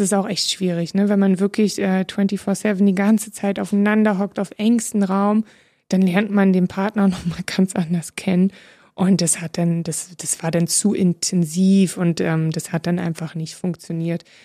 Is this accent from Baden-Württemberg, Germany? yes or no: no; Berlin, Germany; ist ja meine Heimat. Ich bin ja Urberlinerin